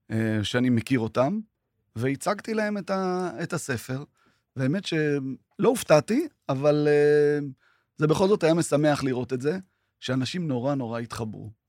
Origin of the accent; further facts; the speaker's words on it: Tiberias, Northern District, Israel; גדלנו בשיכון ד' בטבריה, וזה היה חלק משמעותי בחיינו.